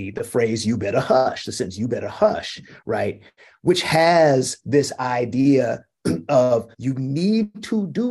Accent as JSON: {"language": "English", "region": "West Coast", "country": "United States", "said": "I'm from the West Coast"}